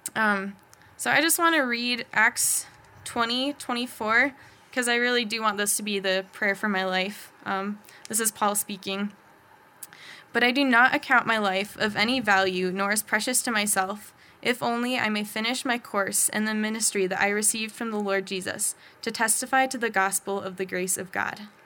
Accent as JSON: {"language": "English", "town": "Bozeman", "region": "Montana", "country": "United States", "tie": "born or raised there", "said": "born and raised in Bozeman"}